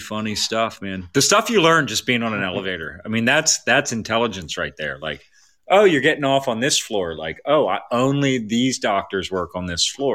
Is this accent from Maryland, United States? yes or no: yes; Baltimore, Maryland, United States; I grew up in Baltimore